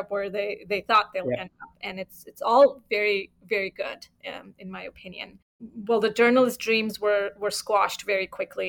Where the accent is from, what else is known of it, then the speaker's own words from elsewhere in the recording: Fremont, California, United States; I've always lived here in Fremont. It's been my hometown since 20 plus years